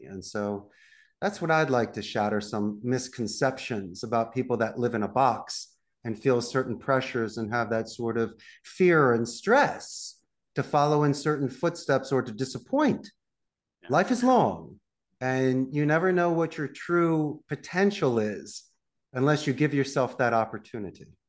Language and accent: English; Philadelphia, Pennsylvania, United States; moved away as an adult; also born or lived in Abington, Pennsylvania; now in Costa Rica; I'm also from Northeast Philadelphia